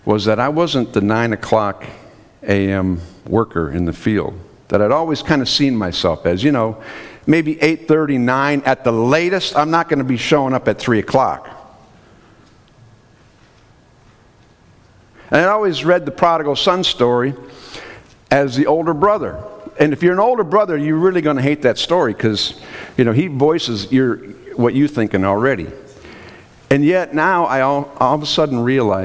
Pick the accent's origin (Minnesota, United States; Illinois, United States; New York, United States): Minnesota, United States; I'm from Minnesota, so we have something called Minnesota Nice